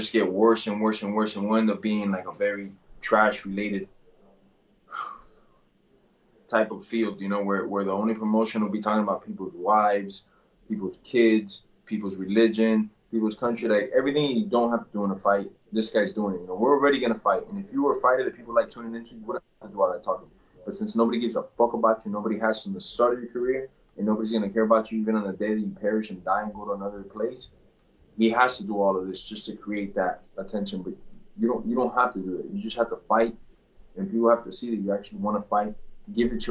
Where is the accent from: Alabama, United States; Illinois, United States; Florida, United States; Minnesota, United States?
Florida, United States; Miami; I'm from Dade County, I'm from Miami